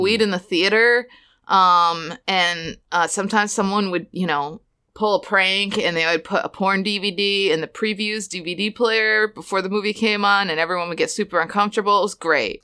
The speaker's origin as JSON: {"language": "English", "region": "Florida", "country": "United States", "tie": "born or raised there", "said": "I went to high school in Florida"}